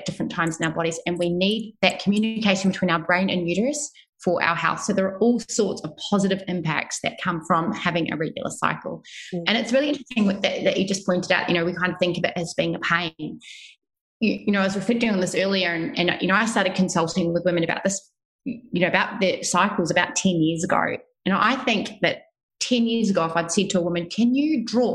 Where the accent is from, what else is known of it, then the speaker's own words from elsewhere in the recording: New Zealand; moved away as an adult; also born or lived in Melbourne, Australia; now in Sydney, Australia; I am originally from New Zealand